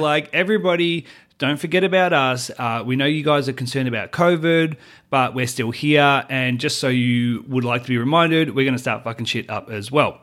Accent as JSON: {"language": "English", "country": "Australia", "moved": "as an adult", "lives_now": "United States", "said": "Australian. I always will be Australian"}